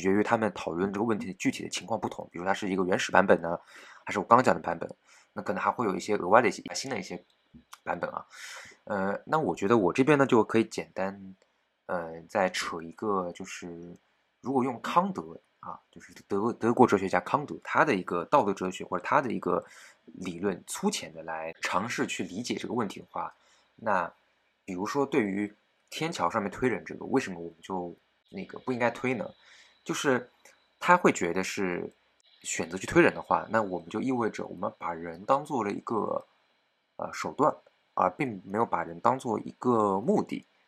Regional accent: China; 我们中国人自己

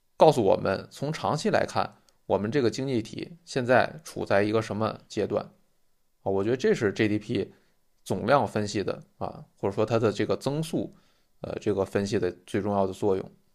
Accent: Tianjin, China; moved away; 我出生的这个天津的这个区，一直以来号称是中国人均G D P最高的地方

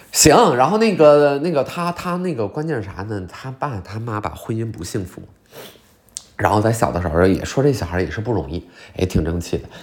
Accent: Liaoning, China; 我是辽宁的

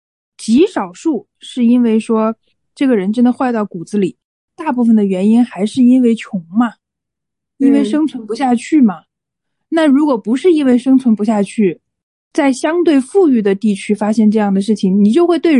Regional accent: Hunan, China; 作为一个湖南人。作为一个湖南人，

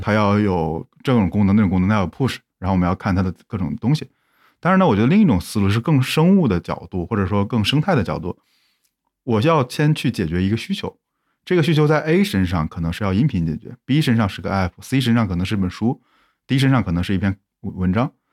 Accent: Zhengzhou, Henan, China; moved away; 我可能回到我老家郑州

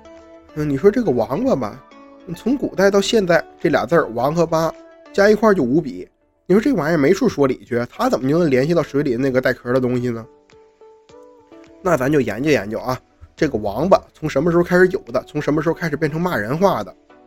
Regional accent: Northeast China, China; 在我们东北人的语境中

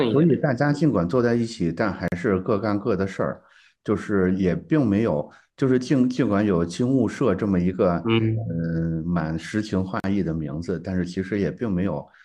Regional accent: northern China, China; moved away; 我是个北方人

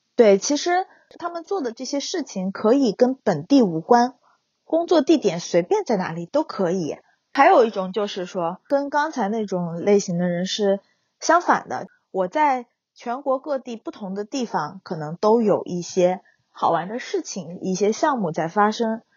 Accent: Wenzhou, Zhejiang, China; now in Huzhou, China; 我老家是温州

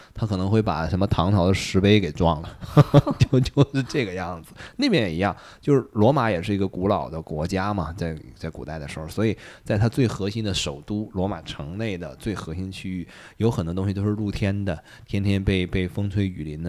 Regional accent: China; 我们中国人

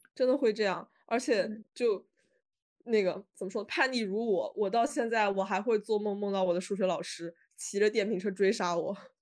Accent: northern Jiangsu, China; 我是苏北的

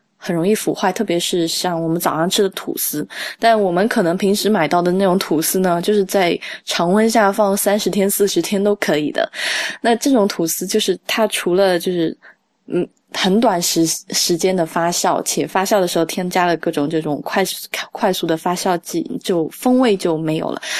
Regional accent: Sichuan, China; 我在四川长大嘛

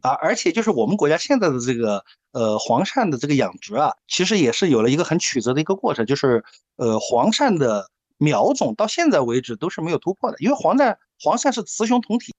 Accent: Sichuan, China; 我是一个四川人

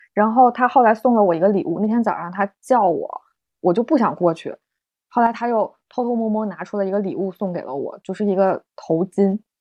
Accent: China; 我们中国人很喜欢用那个表情包

